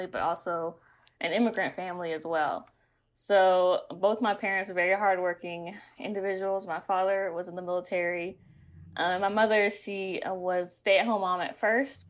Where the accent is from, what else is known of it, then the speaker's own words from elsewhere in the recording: Fayetteville, North Carolina, United States; now in Atlanta, United States; I'm originally from Fayetteville, North Carolina